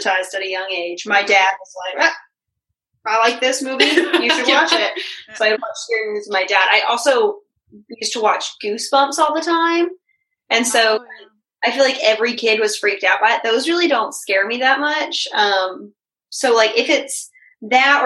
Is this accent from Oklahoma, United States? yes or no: no; Wilmington, North Carolina, United States; I'm from Wilmington